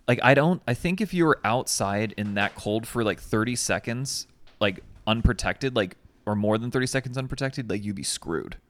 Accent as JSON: {"language": "English", "country": "United States", "said": "as an American"}